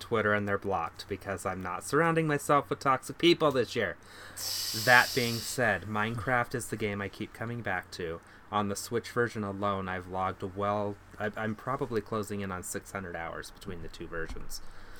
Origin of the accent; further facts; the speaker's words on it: Utah, United States; Well, I am from Utah, Eugene. That's kind of our thing here.